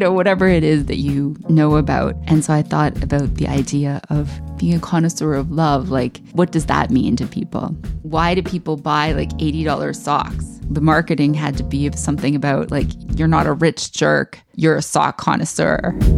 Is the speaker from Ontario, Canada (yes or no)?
yes; Amherstview, Ontario, Canada; moved away; growing up in Amherst, Ontario, with parents that were not in jazz